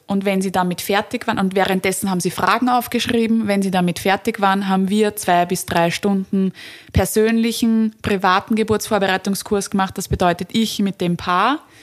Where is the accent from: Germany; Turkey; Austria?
Austria; Vienna; bei uns in Wien und Umgebung